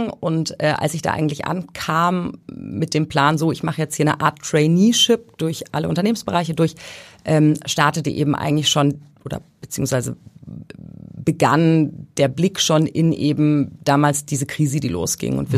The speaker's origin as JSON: {"language": "German", "region": "Thuringia", "country": "Germany", "tie": "born or raised there", "also_born_or_lived": "Hesse / Bavaria", "said": "In Hessen, also geboren, aber aufgewachsen später in Thüringen und in Bayern."}